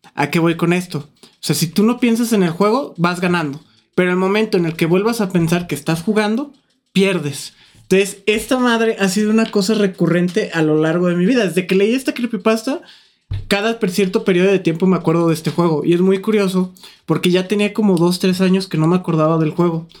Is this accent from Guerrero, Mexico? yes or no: no; Lagos de Moreno, Jalisco, Mexico; nosotros somos de Lagos